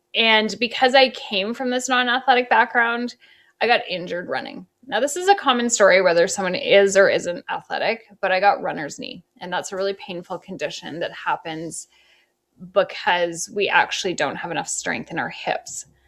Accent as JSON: {"language": "English", "country": "Canada", "also_born_or_lived": "Toronto, Canada", "moved": "as an adult", "lives_now": "New York, United States", "said": "I'm Canadian."}